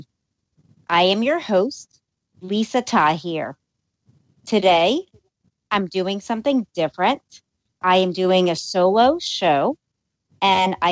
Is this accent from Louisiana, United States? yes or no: yes; New Orleans, Louisiana, United States; moved away as an adult; now in Los Angeles, United States; I was born and raised in New Orleans